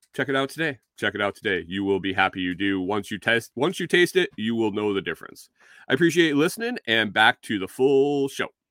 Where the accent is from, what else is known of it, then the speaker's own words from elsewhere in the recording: Minnesota, United States; accent: Minnesotan; I got called out for my, for my Minnesotan, my Minnesotan accent